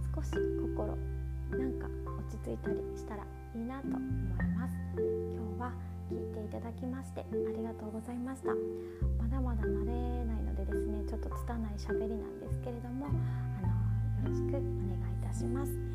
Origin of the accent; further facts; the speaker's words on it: Osaka, Japan; accent: Kansai; moved away as an adult; also born or lived in India / Thailand; 私はですね大阪生まれ大阪育ちです